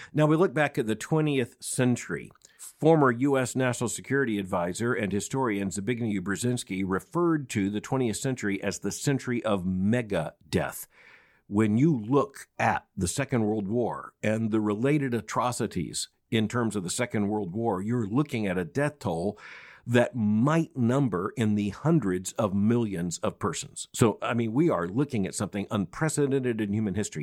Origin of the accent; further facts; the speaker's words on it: Florida, United States; growing up in Florida